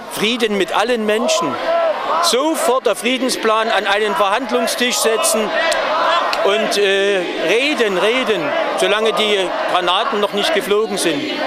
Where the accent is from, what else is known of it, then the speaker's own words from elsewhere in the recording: Dresden, Saxony, Germany; gerade als Dresdner, weil wir erlebt haben, was hier abging 45